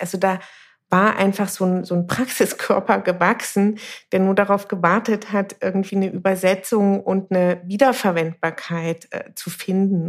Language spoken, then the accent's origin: German; Dresden, Saxony, Germany; Ich bin in Dresden geboren, gehöre zu der Generation der sogenannten Unberatenen, das heißt dritte Generation Ost.